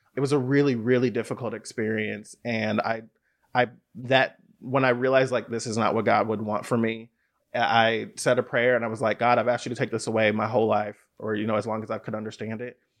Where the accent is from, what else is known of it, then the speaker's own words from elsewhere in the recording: Bay Area, California, United States; I grew up in the Bay Area